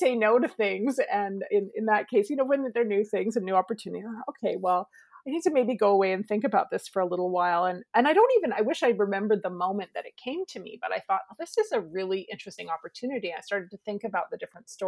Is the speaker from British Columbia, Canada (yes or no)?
yes; Lower Mainland, British Columbia, Canada; also born or lived in Haida Gwaii; I grew up in the Lower Mainland